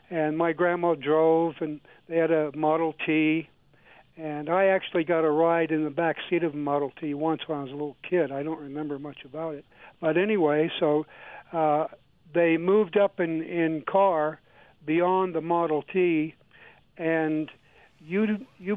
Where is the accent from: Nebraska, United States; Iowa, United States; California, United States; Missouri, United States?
Iowa, United States; now in Longmont, United States; I grew up in Iowa